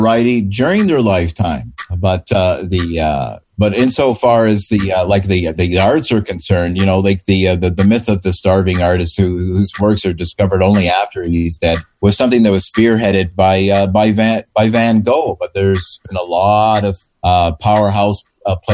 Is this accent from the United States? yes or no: no; Canada; now in Vancouver, Canada; my fellow Canadians.